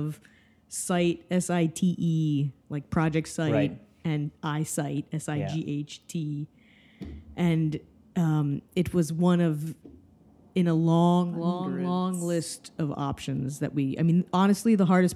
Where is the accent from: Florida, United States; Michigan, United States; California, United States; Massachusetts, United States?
Florida, United States; Miami; now in New York, United States; I grew up in Miami, Florida